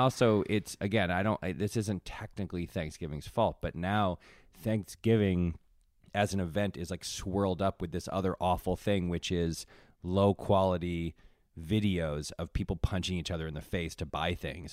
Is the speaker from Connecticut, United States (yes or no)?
yes; Connecticut, United States; I grew up in Connecticut